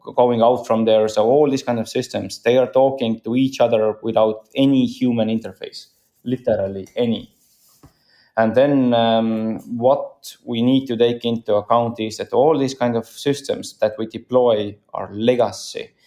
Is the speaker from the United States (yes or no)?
no; Estonia; I'm from Estonia